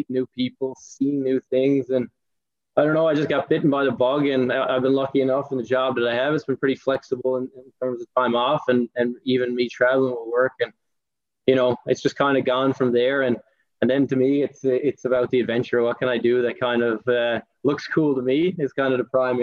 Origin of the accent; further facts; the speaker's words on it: Mount Pearl, Newfoundland and Labrador, Canada; moved away as an adult; now in Stavanger, Norway; I grew up in Mount Pearl, actually together with you, Dave.